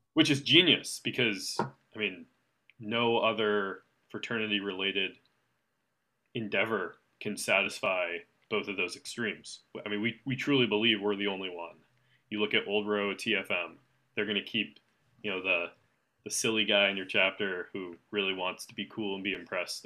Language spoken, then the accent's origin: English; East Coast, United States; I'm from the East Coast